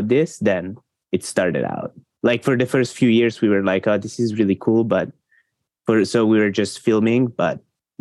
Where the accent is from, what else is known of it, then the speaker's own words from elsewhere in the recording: Switzerland; I'm from Switzerland.